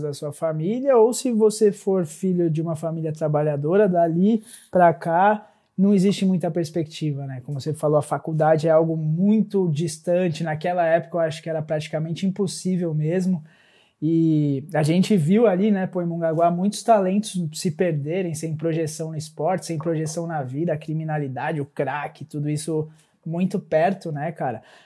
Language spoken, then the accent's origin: Portuguese; Mongaguá, São Paulo, Brazil; eu também passei uma boa parte da minha adolescência em Mongaguá